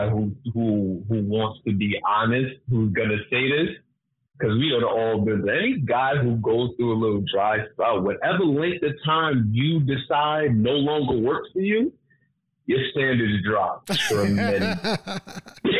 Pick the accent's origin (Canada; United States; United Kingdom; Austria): United States; New York City, New York; also born or lived in Mount Vernon, New York; I'm from Brooklyn